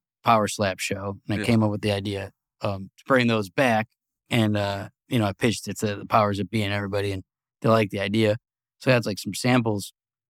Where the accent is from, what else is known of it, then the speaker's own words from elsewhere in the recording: Cleveland, Ohio, United States; I grew up on Lake Erie and didn't go in it ever.